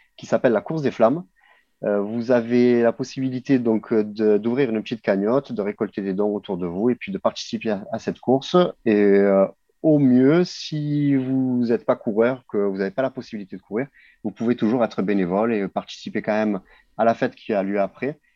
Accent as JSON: {"language": "French", "town": "Marseille", "region": "Provence-Alpes-Côte d'Azur", "country": "France", "said": "en tant que Marseillais"}